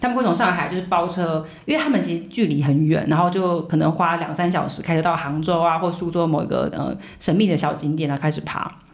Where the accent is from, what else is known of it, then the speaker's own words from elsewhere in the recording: Taiwan; moved away as an adult; also born or lived in United States; now in Shanghai, China; 就身为台湾人来讲